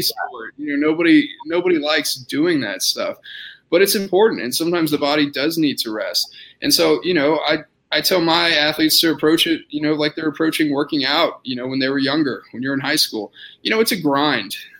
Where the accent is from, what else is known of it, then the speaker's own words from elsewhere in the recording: Austin, Texas, United States; moved away as an adult; also born or lived in San Antonio, Texas / Indiana; now in Lubbock, United States; I'm originally from Austin, Texas.